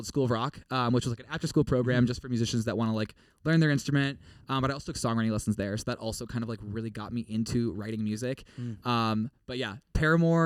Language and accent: English; St. Paul, Minnesota, United States; moved away as an adult; now in Nashville, United States; Originally from St. Paul, Minnesota